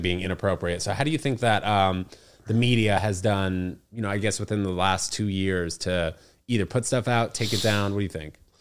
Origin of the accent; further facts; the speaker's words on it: New York City, New York, United States; growing up in New York City